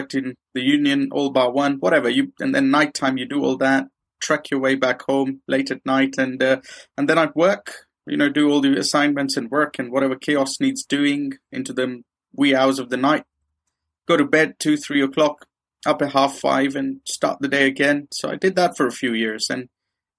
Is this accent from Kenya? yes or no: yes; Kenya; moved away as an adult; now in United Kingdom; I grew up in Kenya